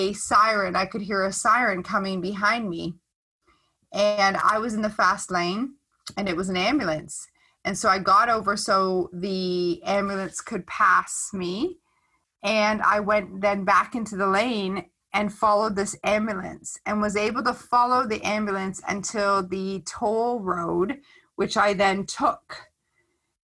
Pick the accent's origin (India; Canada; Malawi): Canada; Stratford, Ontario; my hometown in Stratford